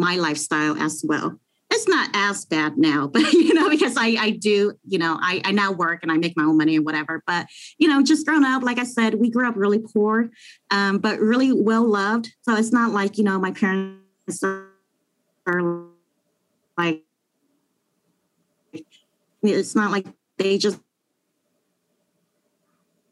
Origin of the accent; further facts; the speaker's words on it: Long Beach, California, United States; I grew up in the hood, you know. I grew up in Long Beach, and we weren't really fortunate